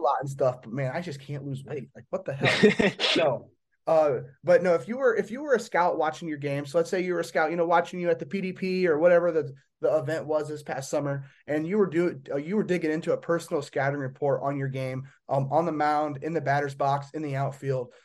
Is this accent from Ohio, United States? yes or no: no; Indiana, United States; I'm from Indiana